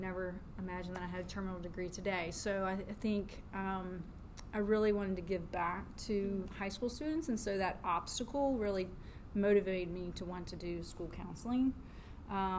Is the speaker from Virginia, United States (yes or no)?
yes; Mechanicsville, Virginia, United States; moved away as an adult; also born or lived in Syracuse, New York / Winston-Salem, North Carolina; I grew up in Virginia, Mechanicsville, Virginia